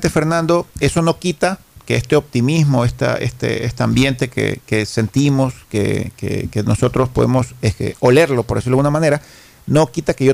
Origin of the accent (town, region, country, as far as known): Ecuador